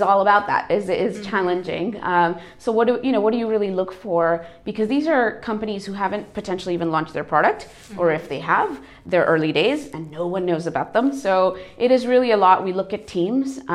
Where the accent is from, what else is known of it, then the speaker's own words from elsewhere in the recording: United States; moved away as an adult; also born or lived in India / Europe; I was born in India, so I'm Asian, but I grew up in America, so North American by background. And then I've been in Europe for over 10 years